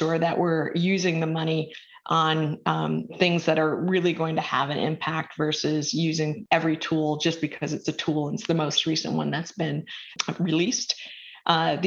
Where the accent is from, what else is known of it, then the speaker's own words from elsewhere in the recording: Minnesota, United States; now in Georgetown, United States; I grew up with in Minnesota